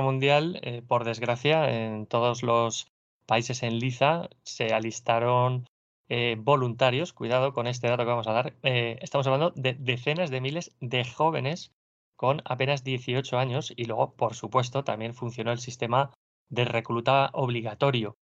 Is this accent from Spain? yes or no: yes; Burgos, Castile and León, Spain; procedo de Burgos y bueno, y aquí estamos acostumbrados al frío